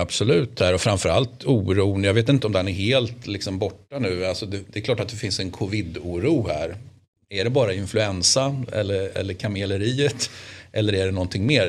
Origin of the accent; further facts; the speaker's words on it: Sweden; som svensk